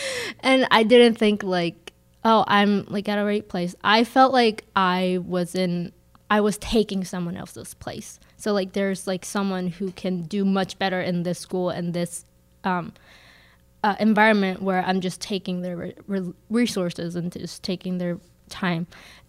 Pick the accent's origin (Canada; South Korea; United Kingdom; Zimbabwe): South Korea; now in Minnesota, United States; I grew up in South Korea, and it's like very competitive, especially like academic wise.